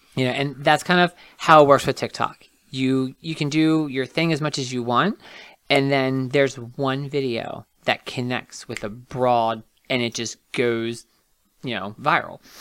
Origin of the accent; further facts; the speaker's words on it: Martinsburg, West Virginia, United States; also born or lived in Charles Town, West Virginia; I am born and raised West Virginian. I'm very proud of that. I grew up in Martinsburg.